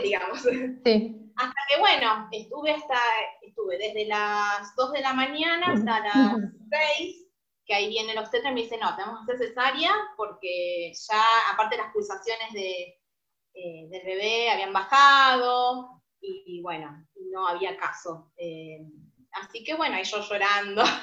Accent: San Justo, Buenos Aires Province, Argentina; Nosotros somos de Buenos Aires, zona este, San Justo

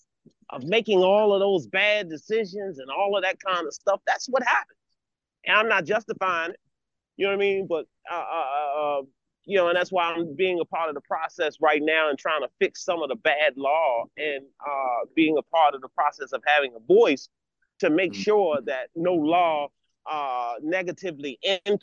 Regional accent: Baltimore, Maryland, United States; I'm born and raised in Baltimore City

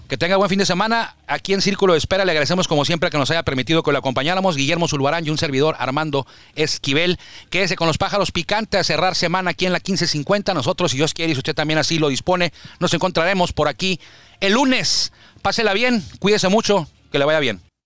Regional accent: Baja California, Mexico; somos aquí de Baja California

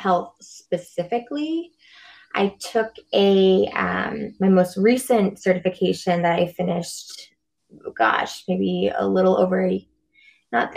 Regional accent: near Middleton, Massachusetts, United States; also born or lived in Salem, Massachusetts; yoga teacher training I did in Middleton, Massachusetts, so not far from my hometown. I'm in Salem, Mass

